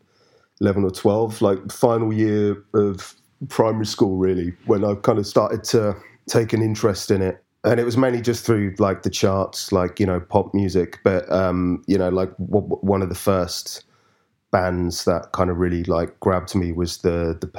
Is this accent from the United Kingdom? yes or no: yes; London, United Kingdom; also born or lived in Highams Park, London; I grew up initially in Stratford, which is like East London. And then we moved to sort of just northeast, place called Hyams Park, like when I was about 10